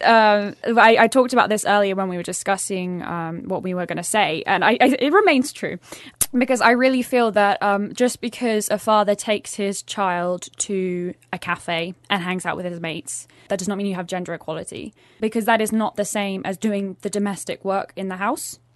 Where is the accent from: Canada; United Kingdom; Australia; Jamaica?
United Kingdom; England; now in Sweden; growing up in England, uh, as a girl